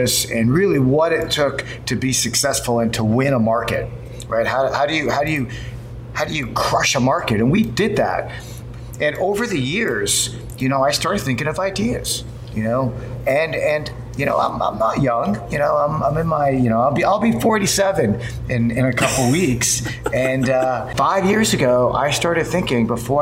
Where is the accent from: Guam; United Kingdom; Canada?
Canada; Toronto, Ontario; moved away as an adult; now in Silicon Valley, United States; I'm from Toronto